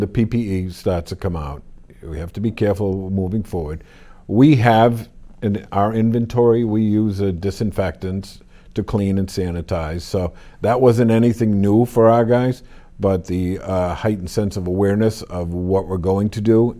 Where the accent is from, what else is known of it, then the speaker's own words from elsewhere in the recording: Wilmington, United States; I grew up here in Wilmington